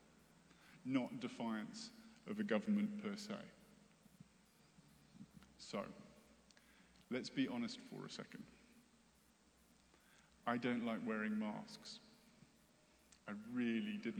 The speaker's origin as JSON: {"language": "English", "country": "United States", "said": "as Western American Christians"}